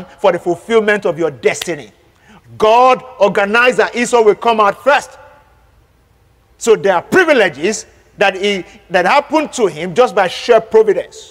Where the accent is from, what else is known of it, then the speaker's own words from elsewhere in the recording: Nigeria; As a Nigerian